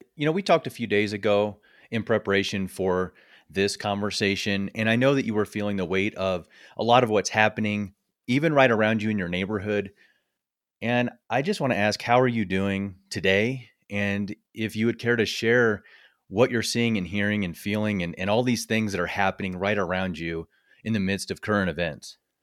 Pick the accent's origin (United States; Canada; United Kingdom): United States; Midwest; now in Colorado, United States; I was born and raised in the Midwest